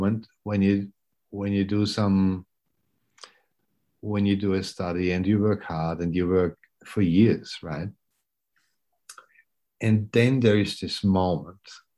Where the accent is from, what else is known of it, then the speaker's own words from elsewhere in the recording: Austria; moved away as an adult; now in Brisbane, Australia; I grew up in Austria, I should say that, and went to med school in Vienna